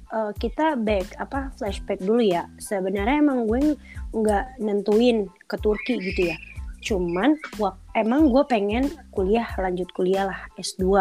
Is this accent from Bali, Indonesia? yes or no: no; Bekasi, West Java, Indonesia; now in Konya, Turkey; Aku asalnya dari Bekasi, Indonesia pastinya